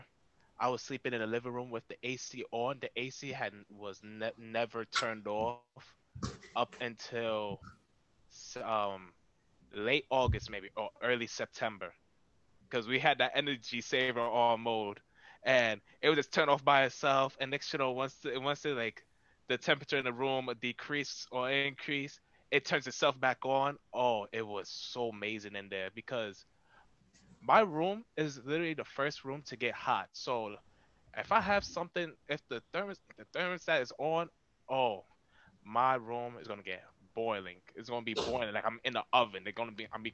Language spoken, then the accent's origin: English; New York, United States; I'm from New York